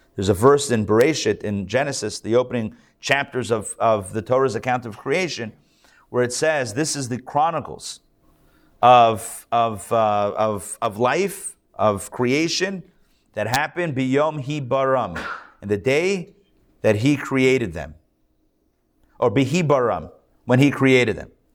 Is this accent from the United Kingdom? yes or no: no; Pittsburgh, Pennsylvania, United States; now in Atlanta, United States; I grew up in Pittsburgh.